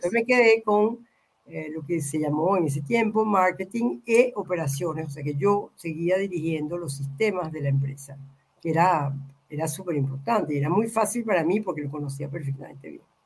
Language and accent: Spanish; Venezuela; moved away; also born or lived in Mexico / Argentina; yo soy venezolana